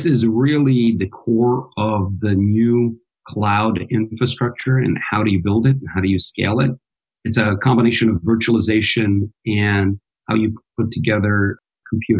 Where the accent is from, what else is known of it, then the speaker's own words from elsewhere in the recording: United States; also born or lived in Belgrade, Serbia / Santa Barbara, California / San Francisco Bay Area; My parents immigrated to the U.S. and I've grown up in the U.S.